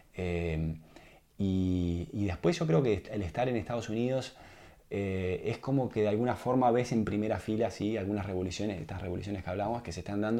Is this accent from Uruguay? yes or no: yes; Uruguay; moved away as an adult; also born or lived in United States; como uruguayo